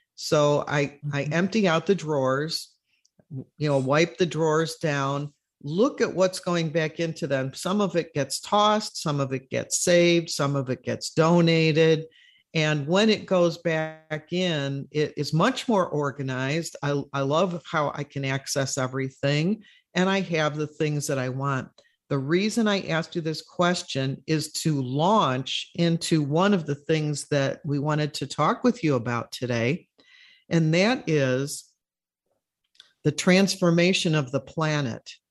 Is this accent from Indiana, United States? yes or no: no; Chicago, Illinois, United States; now in Florida, United States; when I was growing up in Chicago